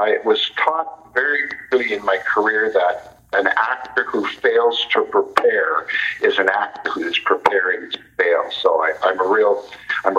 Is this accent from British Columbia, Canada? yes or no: no; Toronto, Ontario, Canada; Yes, I was born and raised in Toronto, and it's my home city